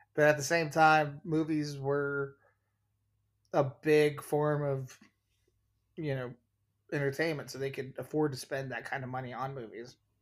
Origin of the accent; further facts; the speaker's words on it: Oregon, United States; now in Chicago, United States; being a five-year-old in Oregon